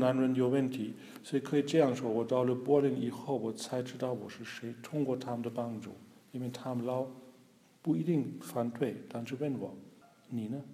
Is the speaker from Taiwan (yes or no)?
no; Germany; Chinese is a second language; 我们德国人